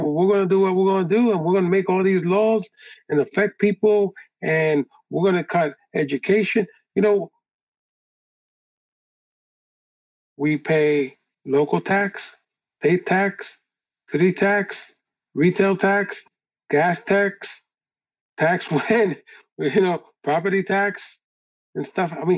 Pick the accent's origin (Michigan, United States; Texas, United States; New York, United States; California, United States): New York, United States; New York City; I grew up on the Lower East Side